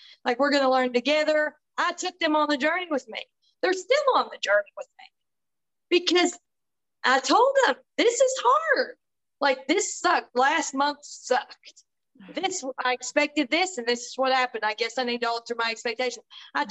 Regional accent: Tennessee, United States; I'm from Tennessee

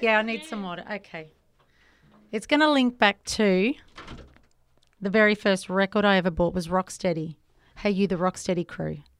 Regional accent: Melbourne, Victoria, Australia; growing up in Melbourne

